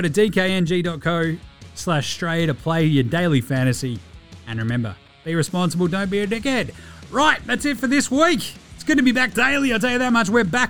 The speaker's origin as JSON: {"language": "English", "town": "Sydney", "region": "New South Wales", "country": "Australia", "tie": "born or raised there", "said": "I grew up in Sydney, but I love nature, and I love gardens"}